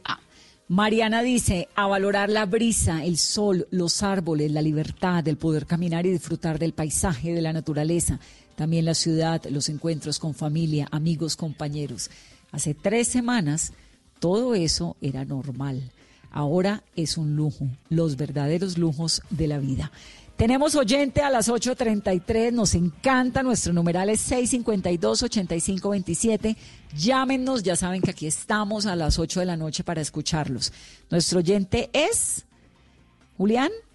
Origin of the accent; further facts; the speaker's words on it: Cali, Valle del Cauca, Colombia; Yo soy caleña